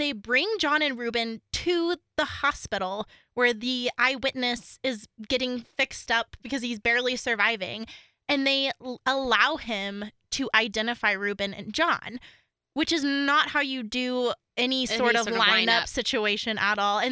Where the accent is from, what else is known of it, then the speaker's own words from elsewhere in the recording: Oklahoma City, Oklahoma, United States; I'm from Oklahoma